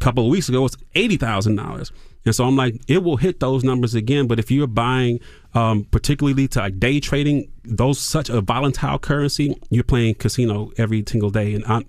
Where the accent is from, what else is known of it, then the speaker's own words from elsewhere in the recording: Toledo, Ohio, United States; Oh, the radio, because I'm from Toledo, Ohio